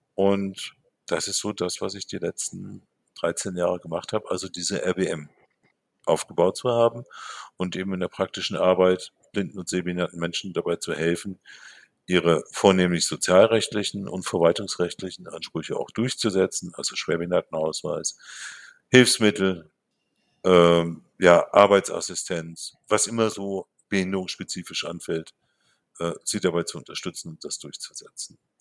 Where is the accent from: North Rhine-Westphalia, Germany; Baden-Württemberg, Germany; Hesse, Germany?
North Rhine-Westphalia, Germany; Bielefeld; moved away as an adult; now in Marburg, Germany; meiner Heimatstadt, da komme ich her.